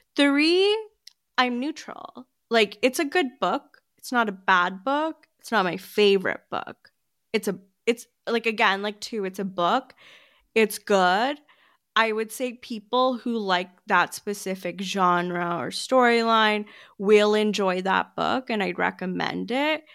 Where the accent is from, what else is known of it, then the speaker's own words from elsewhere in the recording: United States; I'm American